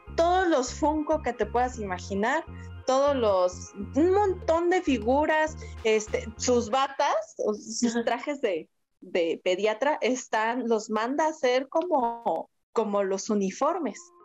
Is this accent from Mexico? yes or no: yes; Mexico; aquí en México